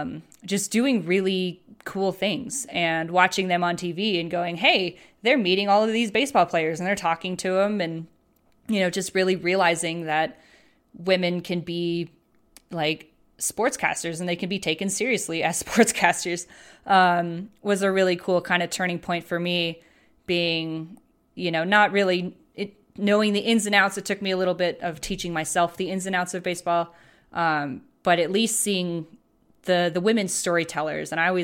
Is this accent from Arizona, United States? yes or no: yes; Phoenix, Arizona, United States; I was born in Phoenix and I lived in Phoenix